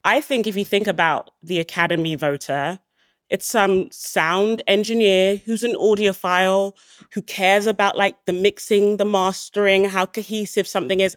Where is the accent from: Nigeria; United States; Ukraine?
Nigeria; I'm Nigerian